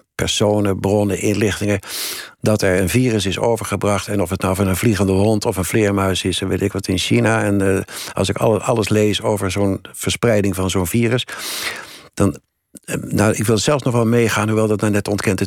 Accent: Netherlands; ik ben een Nederlander

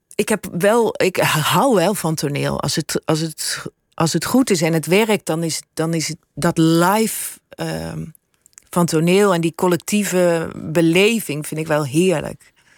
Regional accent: Suriname; moved away; also born or lived in Brabant; Ik heb ook mijn deel van mijn jeugd in Suriname eh, opgegroeid. Ik voel me ook Surinamer

